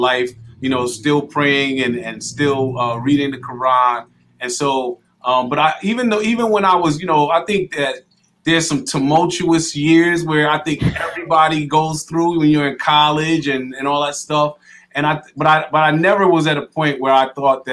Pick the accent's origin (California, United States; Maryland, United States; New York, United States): New York, United States; White Plains; also born or lived in Connecticut / Mississippi / Atlanta; now in Hartford, United States; I grew up in White Plains, New York, and then I moved to Connecticut, went to high school at Hall High School.